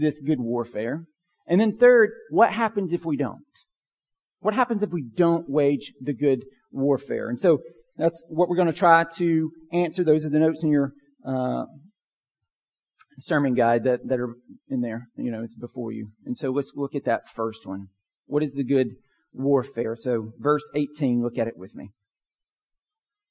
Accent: Pine Log, United States; growing up in Pine Log

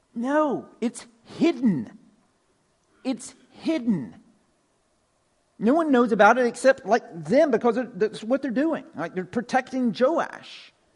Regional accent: Pine Log, Georgia, United States; I'm originally from Pine Log, right? Northwest Georgia, country, way out in the country. Grew up on a farm.

